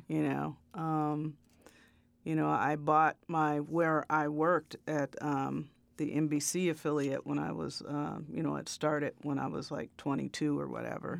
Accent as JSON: {"language": "English", "area": "Chicago south suburbs", "region": "Illinois", "country": "United States", "tie": "born or raised there", "also_born_or_lived": "Peoria, Illinois", "said": "I was born in Chicago, and um, you know, my uh, early kind of formative years until I was about six or seven were in the city. But I grew up in a south suburb"}